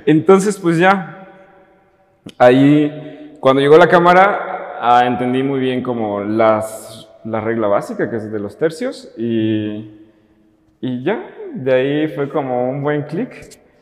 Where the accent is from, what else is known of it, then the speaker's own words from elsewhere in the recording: Totatiche, Jalisco, Mexico; moved away as an adult; now in Guadalajara, Mexico; yo soy de un pueblito y en particular de un rancho. Se llama Totatiche y es al norte de Jalisco